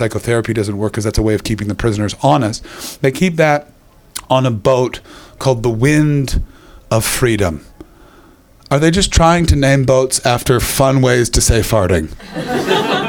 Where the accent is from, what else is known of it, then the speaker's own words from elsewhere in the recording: Canada; moved away; I'm from Canada